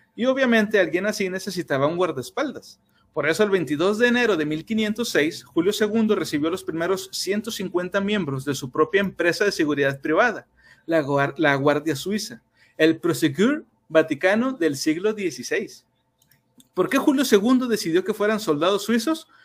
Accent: Mexico; somos mexicanos

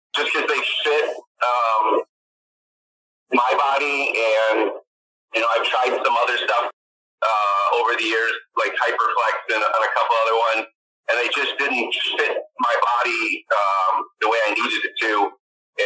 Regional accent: Chicago, Illinois, United States; moved away as an adult; now in Sheboygan, United States; I was born and raised in Chicago on the north side

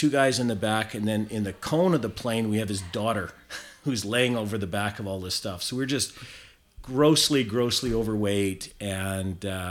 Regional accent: South Okanagan, British Columbia, Canada; moved away as an adult; also born or lived in Prince George / Fort St. John; I grew up in the South Okanagan of British Columbia

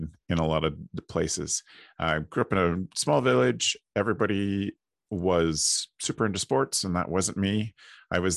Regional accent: Ontario, Canada; I am based out of Ontario, Canada, and I grew up at camp here

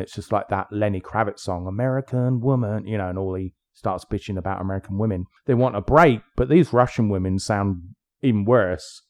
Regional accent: England, United Kingdom; I'm English

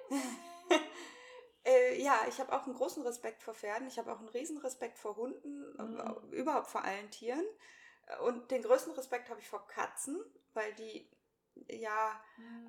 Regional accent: Hanover, Lower Saxony, Germany; moved away as an adult; also born or lived in Hamburg / Braunschweig; now in Cremlingen, Germany; bin in Hannover geboren und aufgewachsen, bin da zur Schule gegangen

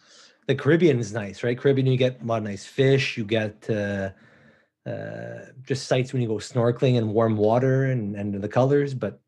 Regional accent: Canada; coming from Canada

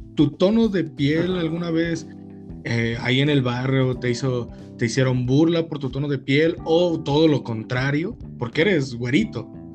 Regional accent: Mexico; los mexicanos sufrimos de eso

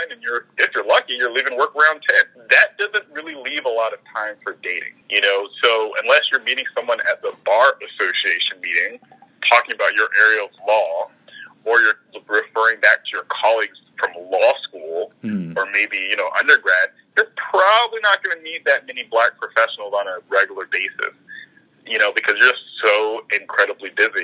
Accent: the South, United States; moved away as an adult; now in Toronto, Canada; I'm from the South

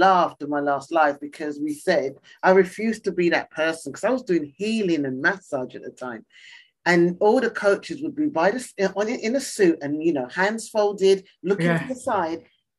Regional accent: East Ham, London, United Kingdom; I come from East Ham.

